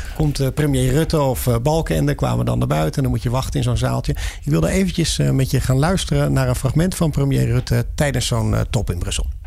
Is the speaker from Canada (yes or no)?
no; Netherlands; we als Nederlanders